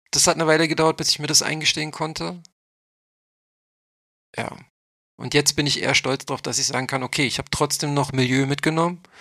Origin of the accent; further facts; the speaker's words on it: Berlin, Germany; ich komme ja nur aus Neukölln. Ich habe ja nicht studiert. Ich habe ja nur mein Fachabi auf dem OSZ nachgemacht